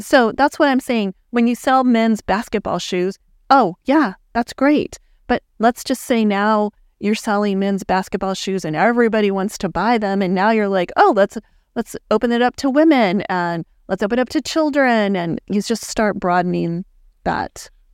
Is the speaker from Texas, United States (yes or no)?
yes; El Paso, Texas, United States; moved away as an adult; now in Dallas, United States; I grew up in El Paso, Texas